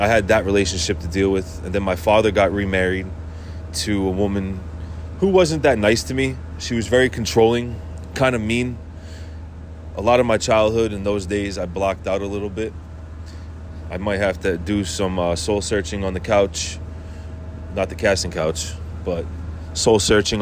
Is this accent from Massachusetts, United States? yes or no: yes; Worcester, Massachusetts, United States; I grew up in Worcester, Massachusetts